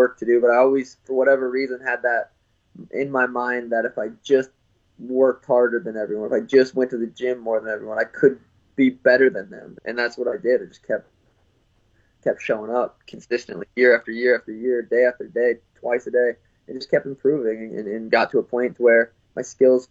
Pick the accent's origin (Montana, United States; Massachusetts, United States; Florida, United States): Montana, United States; Helena; moved away; also born or lived in Phoenix; growing up in Helena, small town.